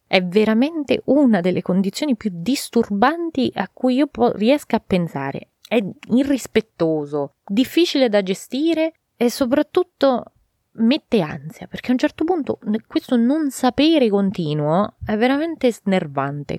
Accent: Italy; il mio paese

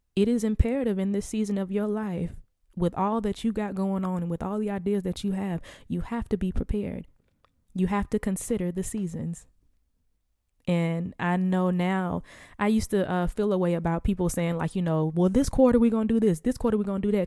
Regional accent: the Bible Belt, United States; I was born and raised in the Bible Belt.

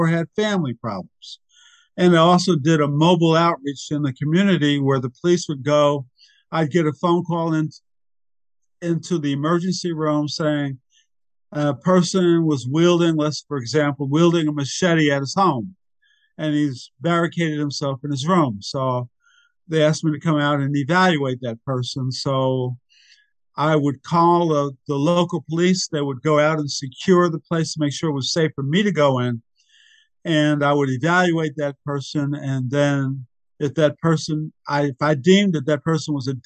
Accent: New Jersey, United States; I was raised in New Jersey, went to public schools

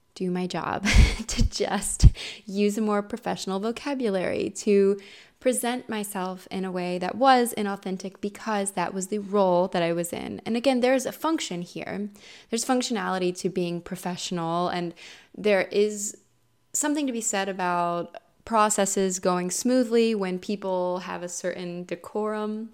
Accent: Ohio, United States; also born or lived in California; in Ohio, where I'm from, born and raised

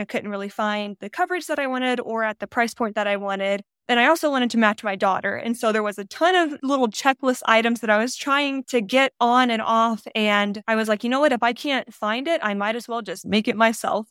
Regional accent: Northwest Arkansas, United States; moved away as an adult; also born or lived in Utah; now in Las Vegas, United States; I'm originally from Northwest Arkansas. I was born and raised there. I lived there till I was eighteen years old.

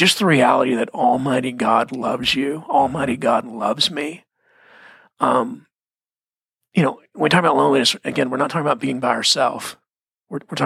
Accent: Texas, United States; I'm from Texas. We prayed before the football games

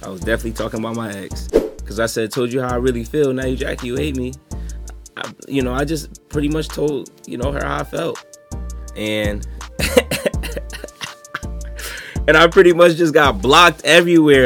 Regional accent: Hamden, Connecticut, United States; I was born in Hamden

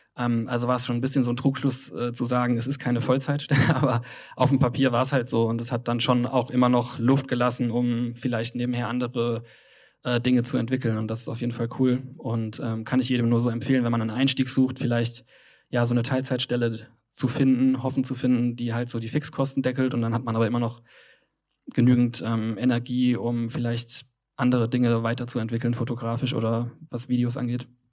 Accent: Kaiserslautern, Rhineland-Palatinate, Germany; moved away as an adult; also born or lived in Cologne; Bin eigentlich aus Kaiserslautern, eine sehr kleine Stadt im Südwesten von äh, Deutschland.

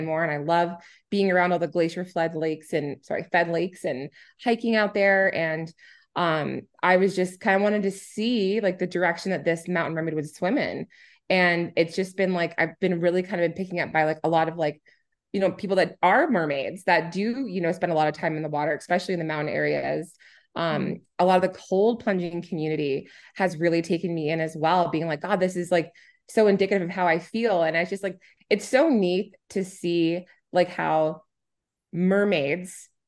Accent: New Hampshire, United States; now in Edmonton, Canada; I'm originally from New Hampshire, and there's 17.3 miles of coastline, and I lived on it. My dad was a fisherman, a commercial fisherman

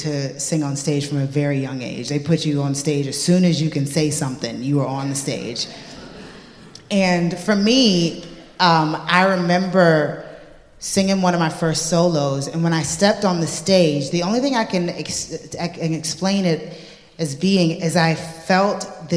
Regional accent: United States; moved away; growing up in the States, like, I was never the best singer in the room. I grew up around monster voices, within the gospel church

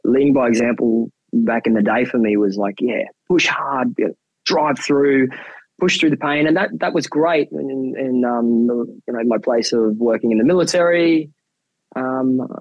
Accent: Mount Isa, Queensland, Australia; moved away as an adult; also born or lived in Philippines; now in Hobart, Australia; I'm born and bred in Mount Isa in Queensland

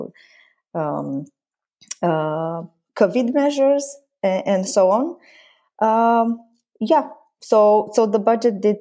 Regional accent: a small city up north in Romania, northern Romania, Romania; also born or lived in Bucharest; this small city up north in Romania, which also happens to be my hometown.

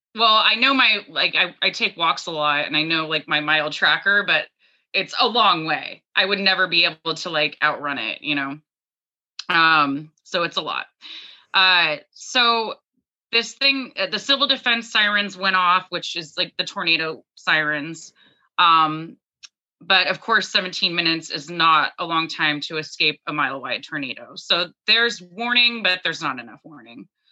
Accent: Dallas, Texas, United States; moved away as an adult; now in Maine, United States; I was born in Dallas, Texas

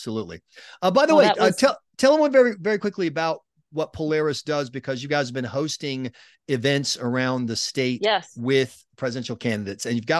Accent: South Carolina, United States; also born or lived in Nashville; now in New Hampshire, United States; growing up in South Carolina

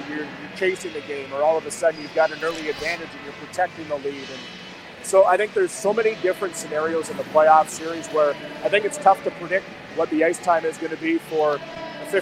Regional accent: Humboldt, Saskatchewan, Canada; Brad and I grew up together in Humboldt

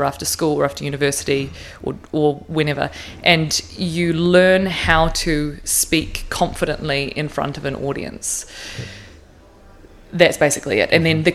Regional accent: Tauranga, Bay of Plenty, New Zealand; also born or lived in Surrey, United Kingdom; I grew up in Tauranga

